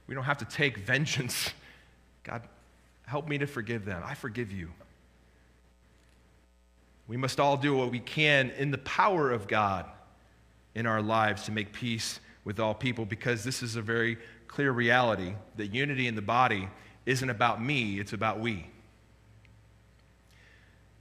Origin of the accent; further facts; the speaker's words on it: United States; as an American